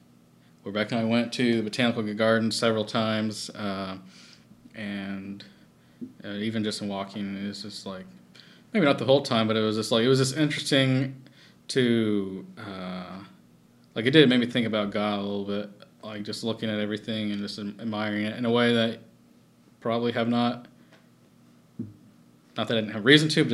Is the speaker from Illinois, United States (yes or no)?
no; Texas, United States; I was, you know, since I'm from Texas.